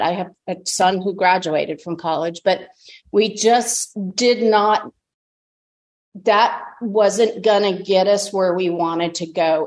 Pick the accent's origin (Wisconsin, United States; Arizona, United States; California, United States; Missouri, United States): Arizona, United States; Tucson; I was born and raised in Tucson, Arizona